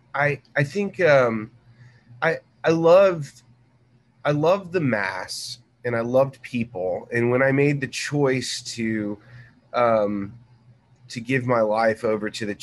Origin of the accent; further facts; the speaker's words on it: Corpus Christi, Texas, United States; now in Dallas, United States; I grew up in Corpus Christi.